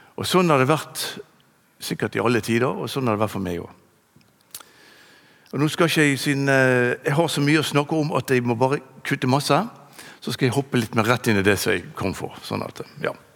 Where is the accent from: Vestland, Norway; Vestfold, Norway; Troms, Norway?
Vestland, Norway; Bergen; also born or lived in Bønes; Jeg vokste opp på Landås